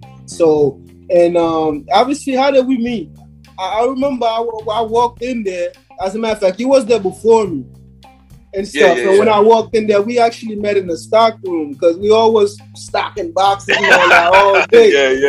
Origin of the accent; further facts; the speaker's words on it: New York City, New York, United States; accent: Haitian; also born or lived in Haiti; Well, first off, I'm from Brooklyn, but my background is Haitian. And throughout the whole stuff, you're going to hear my accent come here and there, but that's because I'm a real, real, real zo.